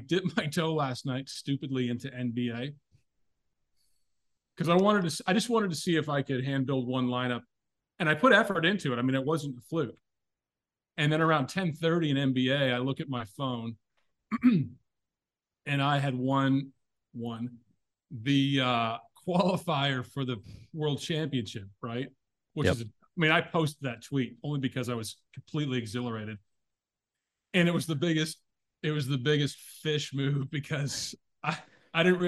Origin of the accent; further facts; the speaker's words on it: Oshawa, Ontario, Canada; I was born in Oshawa in Canada, Ontario.